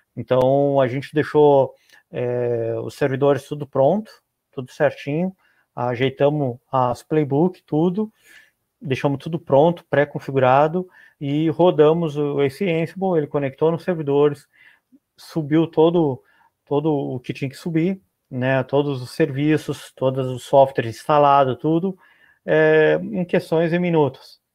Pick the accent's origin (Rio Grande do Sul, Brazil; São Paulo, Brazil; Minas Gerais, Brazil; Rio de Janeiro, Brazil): Rio Grande do Sul, Brazil; eu moro no Rio Grande do Sul